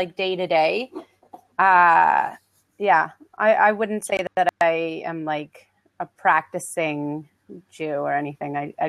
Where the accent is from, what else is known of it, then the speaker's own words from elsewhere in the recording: Canada; also born or lived in Montreal; I am Canadian. I live in Montreal.